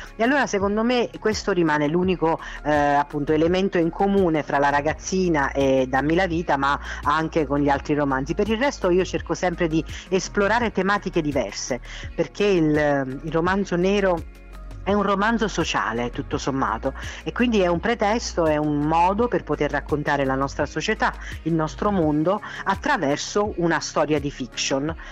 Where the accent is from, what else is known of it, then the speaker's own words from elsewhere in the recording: Nocera Inferiore, Campania, Italy; also born or lived in Naples; io non sono napoletana, lo sai, sono saler- di Nocera inferiore, no? Sì. provincia di Salerno